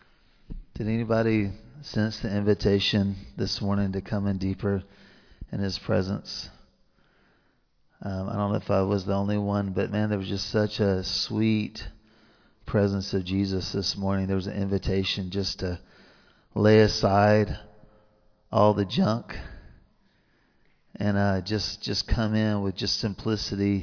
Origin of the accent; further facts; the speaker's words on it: the South, United States; accent: southern; my southern accent